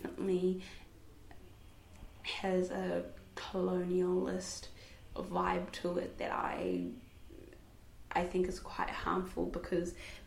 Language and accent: English; New Zealand; as a, you know, black Muslim girl growing up in New Zealand, in Aotearoa, I grew up being told that my culture is weird